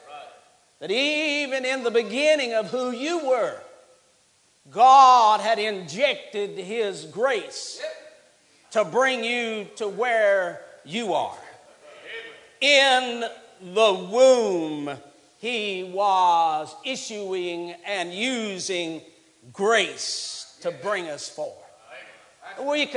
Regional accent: West Virginia, United States; now in Alabama, United States; I'm from West Virginia

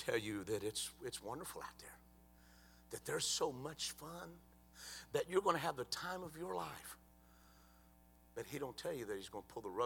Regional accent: Cleveland, United States; we grew up together in Cleveland

